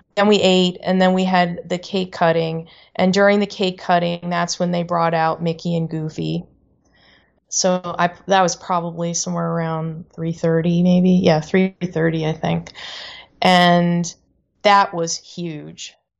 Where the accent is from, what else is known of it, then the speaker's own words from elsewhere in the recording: Canada; moved away; I grew up in Canada